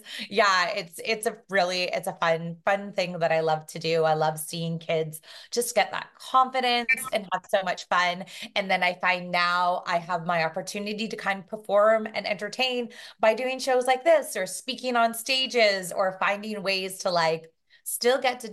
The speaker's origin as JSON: {"language": "English", "town": "Brampton", "region": "Ontario", "country": "Canada", "tie": "born or raised there", "also_born_or_lived": "Toronto", "said": "I grew up just outside of Toronto, so in Brampton"}